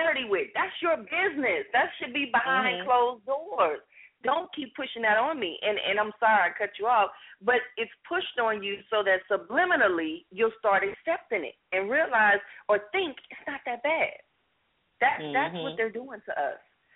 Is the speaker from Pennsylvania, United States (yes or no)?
no; Los Angeles, California, United States; I grew up in Los Angeles